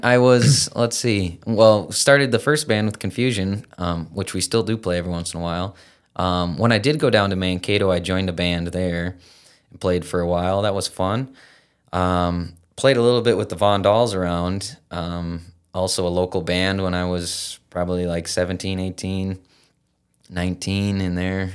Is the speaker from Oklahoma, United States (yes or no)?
no; Battle Lake, Minnesota, United States; also born or lived in Fergus Falls, Minnesota; Grew up in Battle Lake